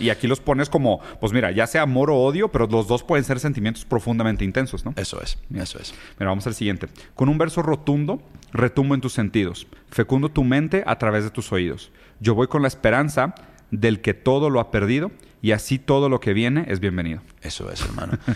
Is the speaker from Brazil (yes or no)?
yes; Brazil; yo soy brasileño